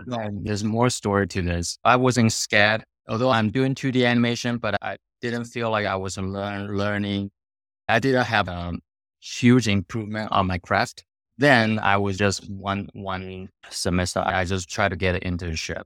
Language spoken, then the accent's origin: English; Taiwan; moved away as an adult; I was born in Taiwan, grew up there